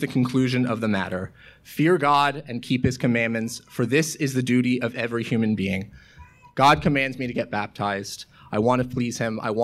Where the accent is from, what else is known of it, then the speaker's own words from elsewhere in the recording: Portland, Oregon, United States; moved away as an adult; now in Washington, United States; My hometown of Portland, Oregon